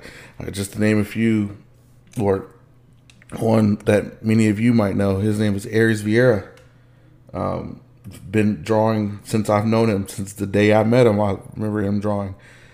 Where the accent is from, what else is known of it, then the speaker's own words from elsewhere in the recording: Los Angeles, California, United States; born there; y'all know you guys know that I'm from Los Angeles, California. Born, not raised.